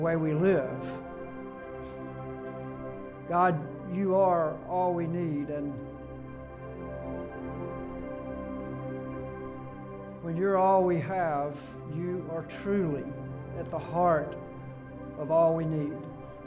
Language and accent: English; Alabama, United States; moved away as an adult; also born or lived in Greenville, South Carolina; I left my home in Baymanette, Alabama, and drove 475 miles to Furman University.